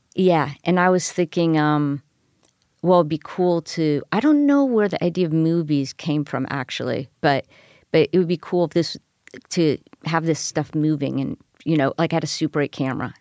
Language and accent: English; Miami, Florida, United States; moved away; I come from Miami, Florida